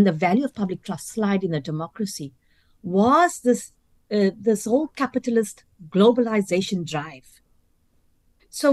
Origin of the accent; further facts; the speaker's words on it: South Africa; I'm of Indian South African origin